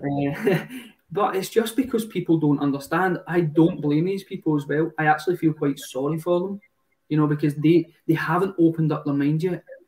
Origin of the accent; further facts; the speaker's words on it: Glasgow, Scotland, United Kingdom; moved away; I am 26 at the moment, and I'm from Glasgow